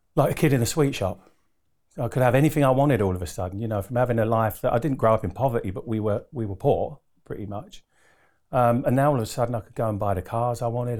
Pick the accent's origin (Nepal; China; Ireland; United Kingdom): United Kingdom; Harlow, East of England; also born or lived in Doncaster; I pretty much grew up in Essex. So I'm an Essex boy at heart